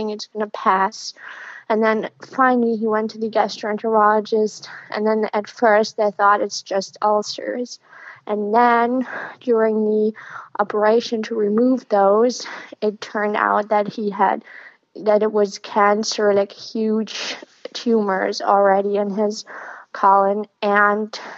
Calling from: Germany; Um, I'm calling from Germany. I live in Berlin, but I'm in southern Germany with my dad right now.

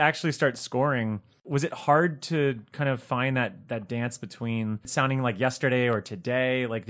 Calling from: Chicago, Illinois, United States; We're in Chicago, but I'm not a Chicago Bulls fan.

